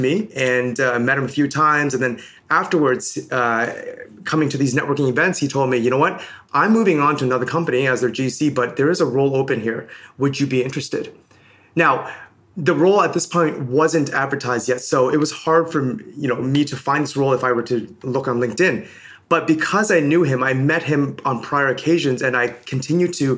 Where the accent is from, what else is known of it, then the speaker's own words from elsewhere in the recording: Toronto, Ontario, Canada; also born or lived in Hong Kong / Birmingham, United Kingdom / London, United Kingdom; originally I'm from Hong Kong. I moved to Toronto when I was 5 years old